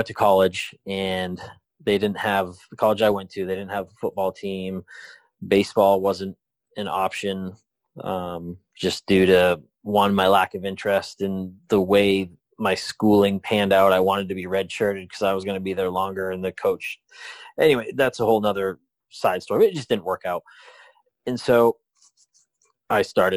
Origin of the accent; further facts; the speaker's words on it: Maine, United States; moved away; I'm from Maine